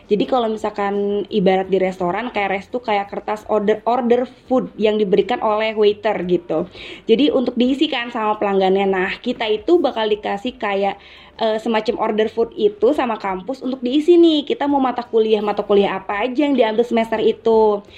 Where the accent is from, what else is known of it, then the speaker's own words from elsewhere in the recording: Karawang, West Java, Indonesia; aku asalnya dari Jawa Barat, tepatnya di daerah Karawang nih.